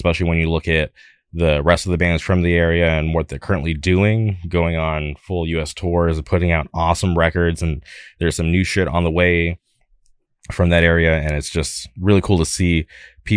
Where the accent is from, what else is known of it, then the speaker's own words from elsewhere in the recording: California, United States; I'm from California